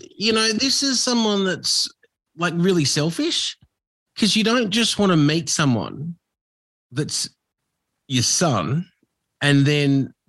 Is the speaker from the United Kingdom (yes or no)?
no; Australia; I was the dark kid. So you were always looked at, everybody turned, especially growing up in Australia in the 80s.